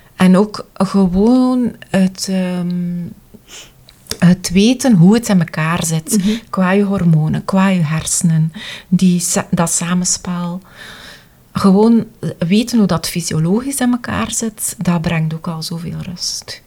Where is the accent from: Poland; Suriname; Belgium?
Belgium; Wetteren, Flanders; wij zijn van Wetteren